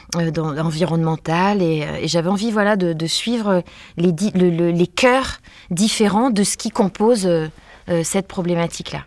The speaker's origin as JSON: {"language": "French", "area": "Var", "region": "Provence-Alpes-Côte d'Azur", "country": "France", "said": "je suis du Var"}